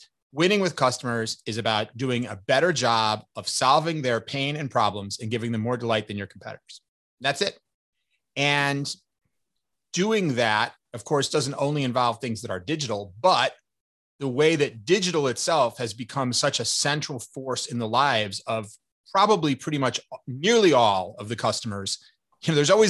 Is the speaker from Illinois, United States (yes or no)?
yes; Chicago, Illinois, United States; also born or lived in New York area; now in New York, United States; I'm originally from Chicago, but I've been living in the New York area for most of the last 30 years